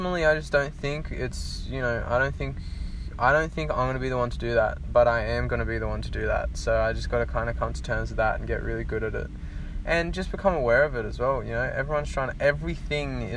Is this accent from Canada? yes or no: no; Australia; I'm Australian